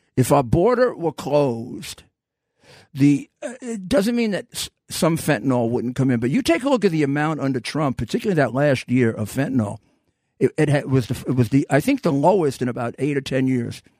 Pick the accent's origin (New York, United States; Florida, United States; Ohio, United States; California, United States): New York, United States; New York City; I am from New York City, come to think of it, and proud of it